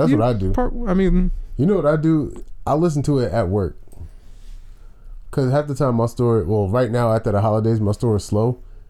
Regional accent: Richmond, Virginia, United States; born or raised there

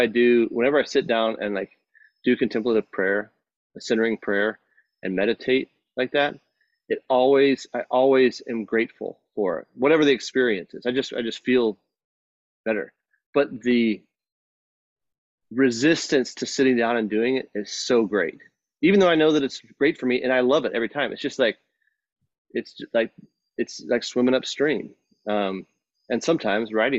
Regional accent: Texas, United States; moved away; growing up in Texas

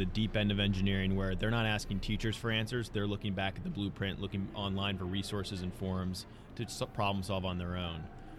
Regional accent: New Jersey, United States; I'm from New Jersey

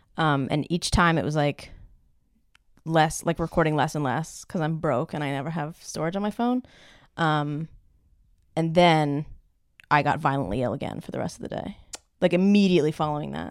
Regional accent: Ohio, United States; I am from Ohio

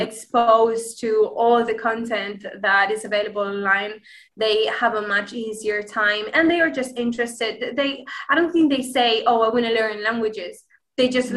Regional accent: Granada, Andalusia, Spain; first language Spanish; English is a second language; I am Spanish. I am from the city of Granada right and uh, yeah i speak spanish obviously it's my my native tongue

